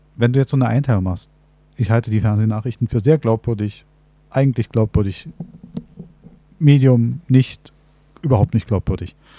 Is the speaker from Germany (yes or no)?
yes; Berlin, Germany; wir leben in einer Großstadt, also wir als Berliner